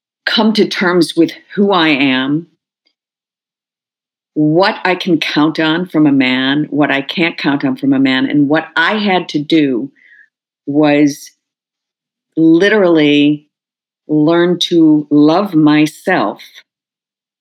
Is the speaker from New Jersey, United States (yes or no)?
no; Skokie, Illinois, United States; moved away; I grew up in Skokie